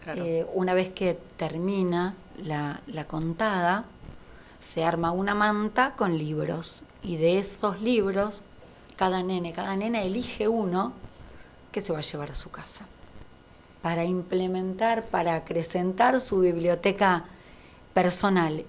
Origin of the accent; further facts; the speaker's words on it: Lavallol, Buenos Aires Province, Argentina; yo vivo, nací en, en Lavallol